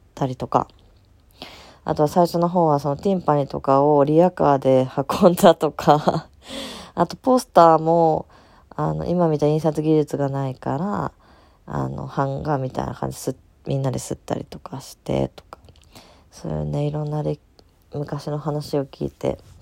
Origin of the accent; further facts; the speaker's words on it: Tokai, Japan; うちの地元